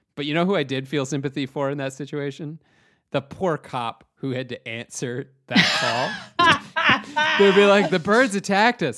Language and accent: English; Chatham, Ontario, Canada; I'm from Chatham, Ontario, uh, which you've never heard of, but it's a small it's a f- like small city surrounded by a farming community